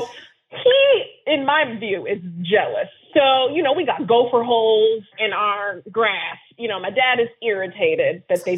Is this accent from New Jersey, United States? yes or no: no; Bakersfield, California, United States; I grew up in Bakersfield, small town in California, in the middle of nothing